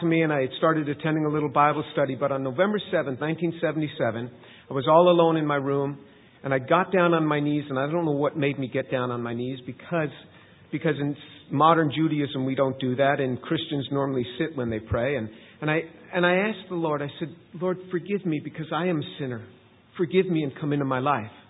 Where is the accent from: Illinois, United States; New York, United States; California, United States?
New York, United States; New York City area, United States; moved away; also born or lived in Manhattan; I grew up in in the New York City area. I was born in Manhattan, grew up just outside the city.